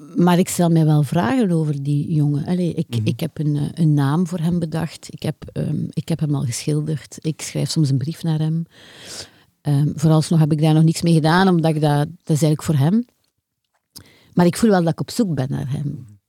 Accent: Deinze, Flanders, Belgium; now in Ghent, Belgium; ik woonde als kind in Deinze

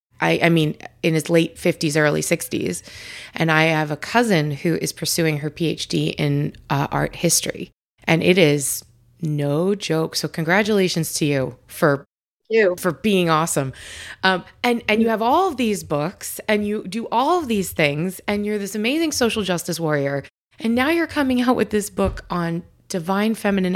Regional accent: Long Island, New York, United States; I grew up out on Long Island, but very similar, super religious, very Catholic

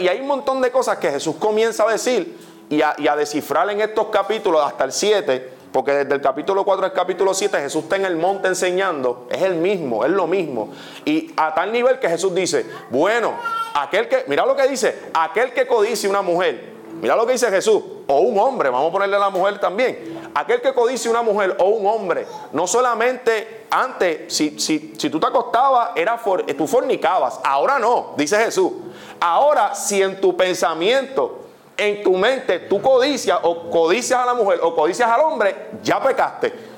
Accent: Puerto Rico; yo estoy en México y yo soy puertorriqueño y yo soy un embajador

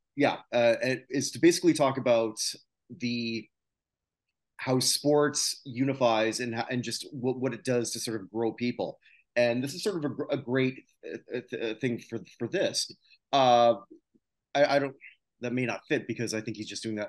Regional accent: Canada; moved away; my home country

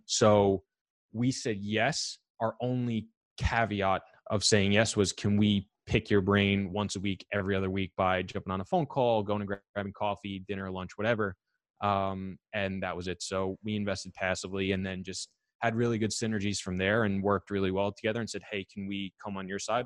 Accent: New York, United States; I'm from New York

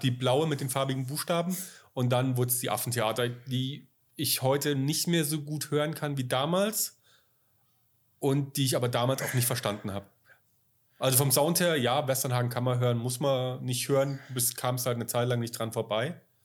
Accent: Bavaria, Germany; ich bin ja in Bayern aufgewachsen

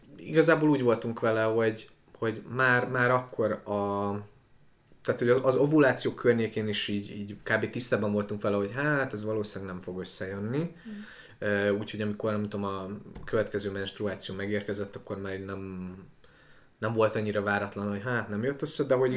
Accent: Transcarpathia, Zakarpattia Oblast, Ukraine; now in Budapest, Hungary; Én egyébként Kárpátalján születtem, az összes okonom kb. ott él

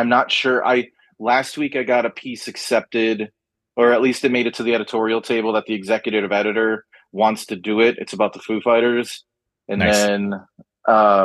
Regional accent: Chicago, Illinois, United States; now in Austin, United States; I'm originally from Chicago

